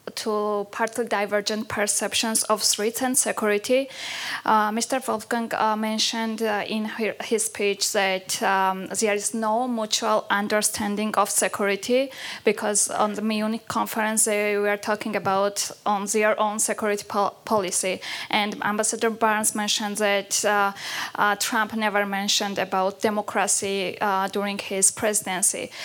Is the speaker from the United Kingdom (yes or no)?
no; Georgia; now in Sweden; I am originally from Georgia, but uh, I am working in Sweden